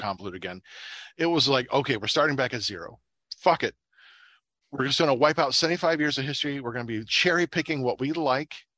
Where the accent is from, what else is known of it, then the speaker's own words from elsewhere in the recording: Little Vermilion, United States; growing up in Little Vermilion